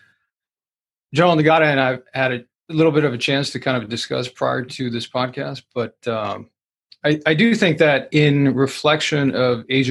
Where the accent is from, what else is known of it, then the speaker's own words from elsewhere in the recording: South Korea; moved away as an adult; now in United States; I came to the United States at the age of 18. I was born in South Korea.